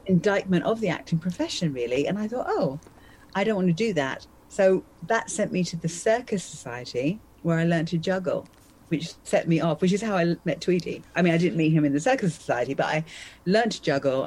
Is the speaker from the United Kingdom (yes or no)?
yes; Essex, East of England, United Kingdom; also born or lived in London; So I was born in London, and then I grew up in, in Essex